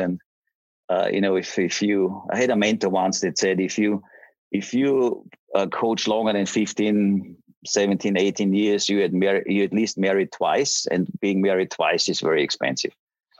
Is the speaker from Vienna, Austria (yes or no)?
no; Graz, Styria, Austria; moved away as an adult; also born or lived in Salt Lake City / Vancouver; I grew up in Graz. It's the second biggest city in Austria. And I went to university there.